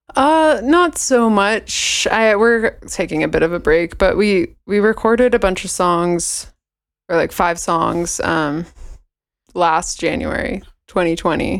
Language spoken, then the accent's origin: English; Bay Area, California, United States; moved away as an adult; also born or lived in Walla Walla, Washington / Seattle, Washington; I grew up in the Bay Area in California.